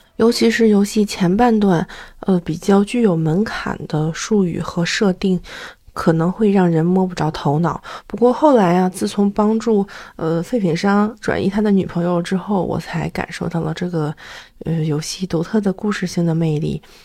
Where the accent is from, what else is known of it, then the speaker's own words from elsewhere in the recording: China; 咱作为中国人